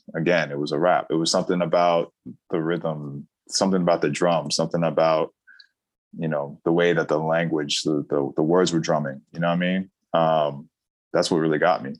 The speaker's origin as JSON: {"language": "English", "town": "New York City", "region": "New York", "country": "United States", "tie": "born or raised there", "said": "I'm a native New Yorker prior, long prior to the internet."}